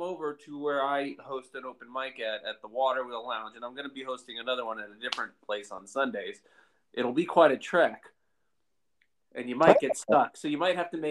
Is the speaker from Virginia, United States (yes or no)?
yes; Virginia, United States; now in Seattle, United States; I grew up in Virginia